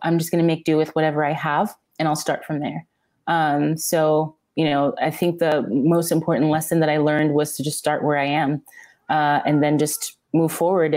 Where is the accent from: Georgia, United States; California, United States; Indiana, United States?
Georgia, United States; Atlanta; moved away as an adult; also born or lived in Cameroon; now in San Diego, United States; That's where I grew up, in Atlanta